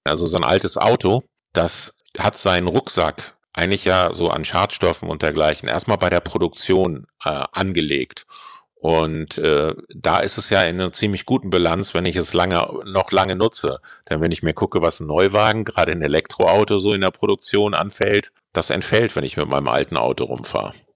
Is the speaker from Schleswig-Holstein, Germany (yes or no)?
yes; Kiel, Schleswig-Holstein, Germany; Ich bin Kieler und wir kennen uns auch noch aus der Kieler Forstbaumschule